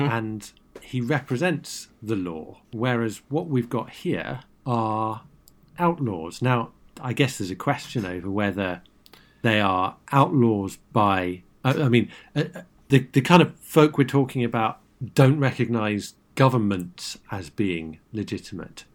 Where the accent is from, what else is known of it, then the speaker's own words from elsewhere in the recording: United Kingdom; as a Brit